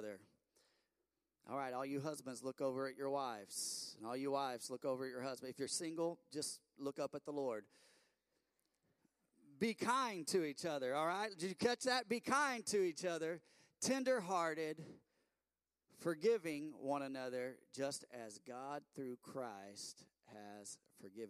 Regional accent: Bedford, Indiana, United States; We're from Bedford, Indiana

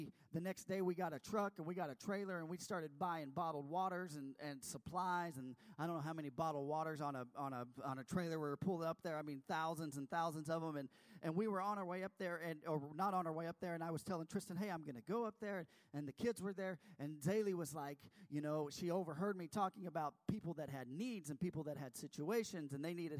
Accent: Texas, United States; I'm from Texas

